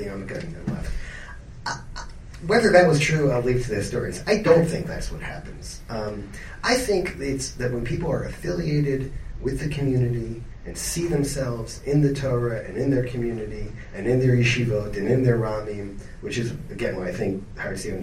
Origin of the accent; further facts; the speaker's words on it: Atlanta, Georgia, United States; I grew up in Atlanta